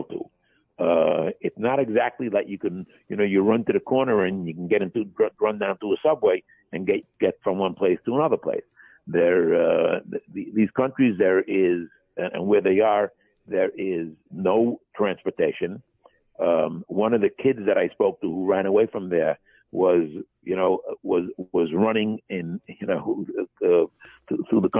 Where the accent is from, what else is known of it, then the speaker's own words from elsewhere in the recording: United States; I'm an American